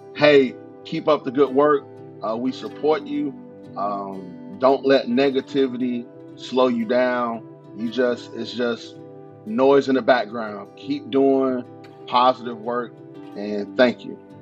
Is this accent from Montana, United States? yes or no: no; North Carolina, United States; moved away as an adult; now in Charleston, United States; I'm from North Carolina